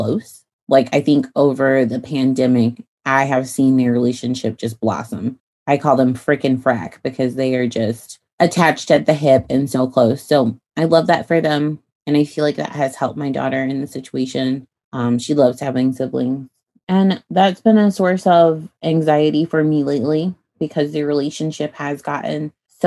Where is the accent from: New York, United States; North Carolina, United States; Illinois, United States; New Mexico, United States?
Illinois, United States; moved away as an adult; now in Texas, United States; I grew up in Illinois